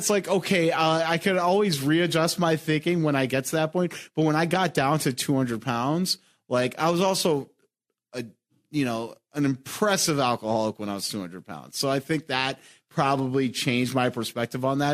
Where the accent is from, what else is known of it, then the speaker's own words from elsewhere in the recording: New York, United States; moved away as an adult; also born or lived in Philadelphia; now in Chicago, United States; I'm from New York, and like, growing up in New York, and New York's a walking city.